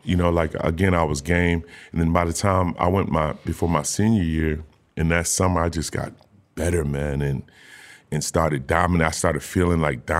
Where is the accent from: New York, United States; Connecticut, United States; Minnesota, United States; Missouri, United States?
Connecticut, United States; Old Saybrook; also born or lived in Lake Wales, Florida; I grew up in Old Saybrook, Connecticut, beautiful little town.